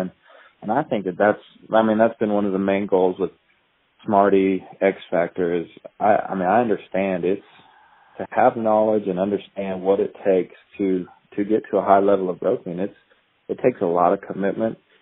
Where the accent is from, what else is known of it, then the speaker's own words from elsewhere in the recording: Idaho, United States; I grew up in Idaho